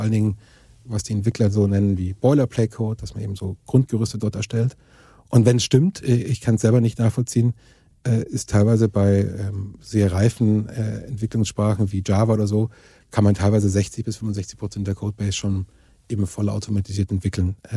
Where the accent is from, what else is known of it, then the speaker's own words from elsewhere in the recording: Germany; als Europäer und speziell uns als Deutsche